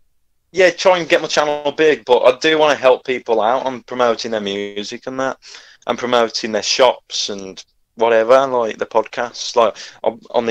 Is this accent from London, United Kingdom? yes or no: no; Wolverhampton, West Midlands, United Kingdom; I'm from Wolverhampton